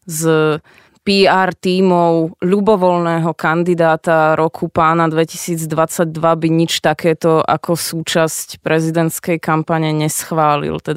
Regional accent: Slovakia; aj ako Slovák

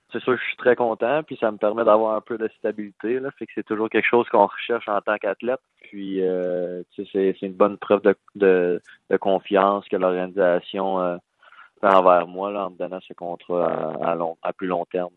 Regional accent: Val-d'Or, Quebec, Canada; moved away as an adult; also born or lived in Rouyn-Noranda; je viens de de Val d'Or

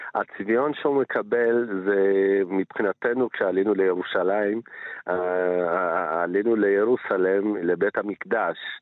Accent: village near Mount Ambover, Amhara, Ethiopia; now in Israel; אני עוד כילד הייתי, התגוררתי בכפר מצ'ה למרגלות הר אמבובר

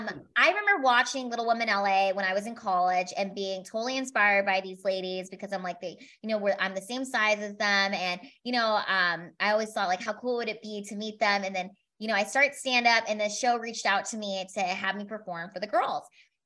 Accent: Philippines; I'm not a midget, I'm Filipina.

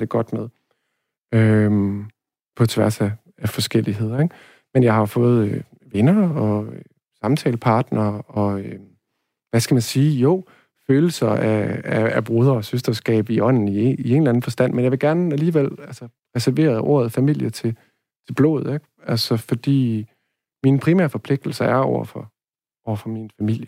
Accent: Denmark; first language Danish; jeg har hele tiden været, været dansk, ikke? Og danskhed forstår jeg først og fremmest som, mm, slægtskab, øh, sprog og, øh, og hvad hedder det, sted, ikke? Altså, at jeg hænger sammen med jorden her

